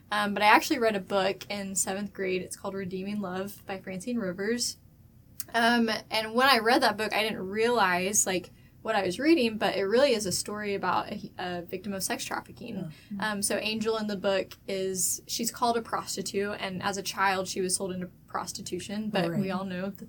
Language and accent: English; Moore, Oklahoma, United States; I grew up in Moore, Oklahoma, which is where all the F5 tornadoes mm-hmm. come through.